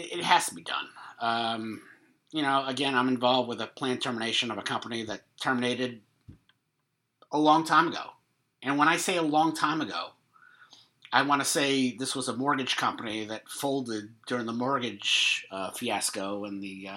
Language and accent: English; New York, United States; moved away; I'm from New York